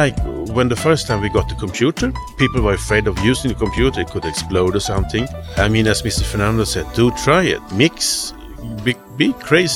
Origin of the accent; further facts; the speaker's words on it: Sweden; I'm from Sweden